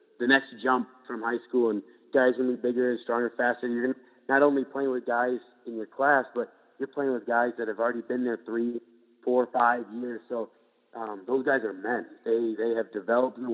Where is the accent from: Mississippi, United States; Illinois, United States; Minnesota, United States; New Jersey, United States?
Minnesota, United States; I've been living here for 22 years